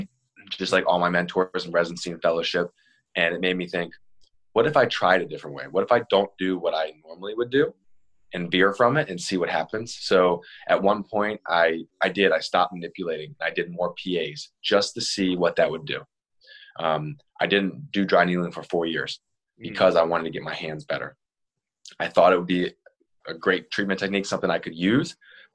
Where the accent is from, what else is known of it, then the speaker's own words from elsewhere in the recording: Maryland, United States; I'm from Maryland